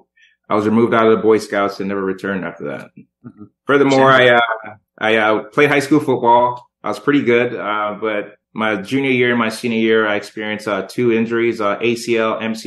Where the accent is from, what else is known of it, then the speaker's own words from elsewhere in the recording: Jamaica; I was born in Jamaica